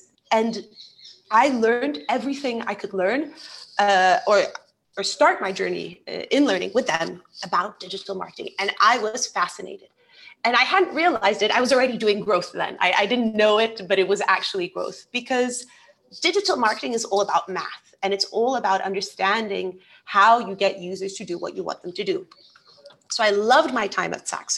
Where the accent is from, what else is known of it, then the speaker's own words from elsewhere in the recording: England, United Kingdom; moved away as an adult; also born or lived in Brazil / Denmark; now in United Arab Emirates; I was born in Brazil, so I'm Brazilian, but I'm half Brazilian, half Portuguese. And I grew up most of my childhood in England.